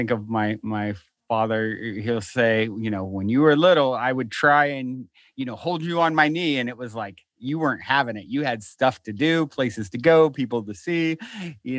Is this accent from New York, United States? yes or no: no; Virginia, United States; now in Los Angeles, United States; I was raised in Virginia, very conservative Christian